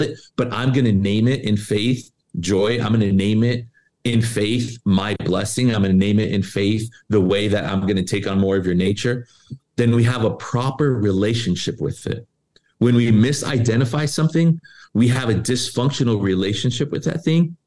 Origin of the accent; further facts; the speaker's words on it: Tucson, Arizona, United States; moved away as an adult; also born or lived in Charlotte, North Carolina; now in Los Angeles, United States; I'm from Tucson, came to LA to minister with Pastor Gary, went to Charlotte for a bit, came back